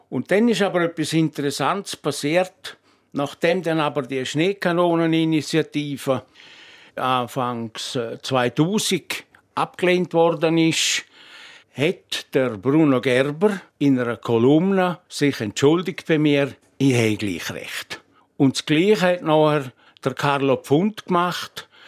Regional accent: Switzerland; Nicht zuletzt, weil ich auch Bergler bin. Ich bin in Scherwolden aufgewachsen.

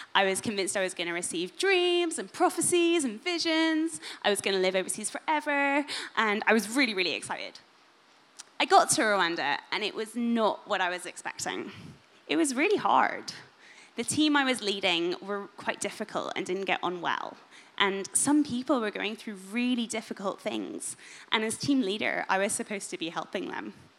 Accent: Northern Ireland, United Kingdom; being in Northern Irish Sunday school

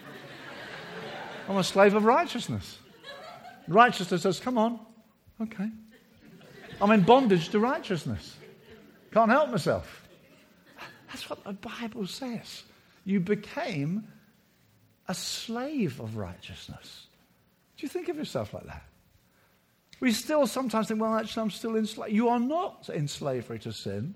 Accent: Brighton, South East England, United Kingdom; my hometown of Brighton

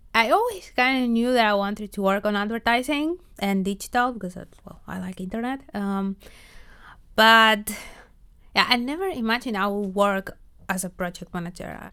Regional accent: Argentina; moved away as an adult; also born or lived in Buenos Aires / Los Angeles; now in Netherlands; I am from Argentina

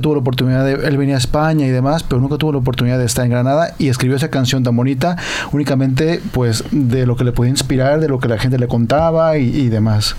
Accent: Mexico; Yo como mexicano

